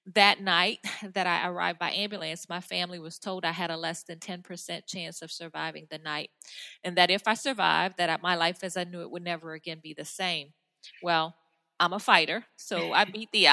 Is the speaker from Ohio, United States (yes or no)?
no; New Orleans, Louisiana, United States; I'm from New Orleans area